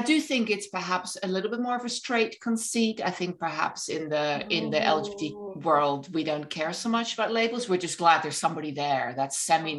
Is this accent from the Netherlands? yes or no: yes; Netherlands; moved away as an adult; also born or lived in England; now in United States; I was in England before. I'm originally from Holland. When I first moved to the United States